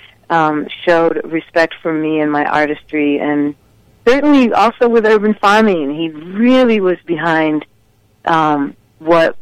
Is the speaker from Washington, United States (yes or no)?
no; Minneapolis, Minnesota, United States; I'm from Minneapolis, he's from Minneapolis